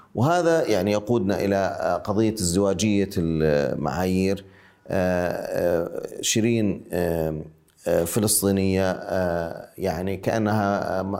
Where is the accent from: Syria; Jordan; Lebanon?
Jordan; Ma'an, Ma'an Governorate; now in Amman, Jordan; أنا الآن أتحدث من عمان آه، وأنا من معان